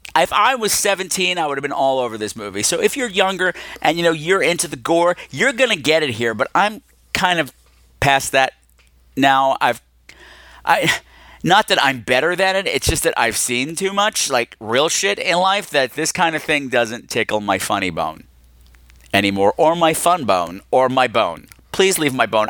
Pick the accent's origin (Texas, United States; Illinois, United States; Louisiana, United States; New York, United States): New York, United States; We're both from New York